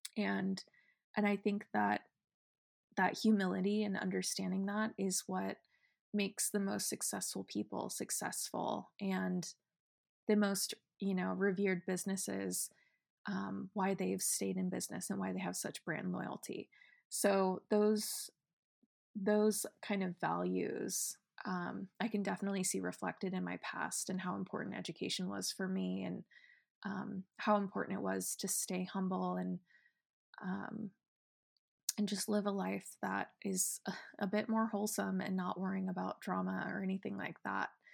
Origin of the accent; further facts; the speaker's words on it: Estacada, Oregon, United States; moved away; I'm from Oregon, if you didn't know that already, and I grew up in a small town called Estacada